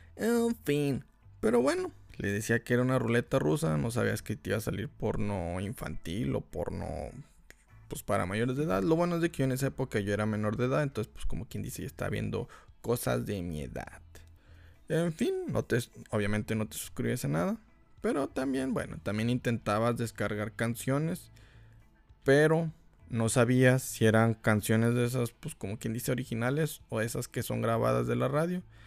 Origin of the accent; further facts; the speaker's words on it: Mexico; Aquí en México somos tan piratas que hasta pirateamos a la policía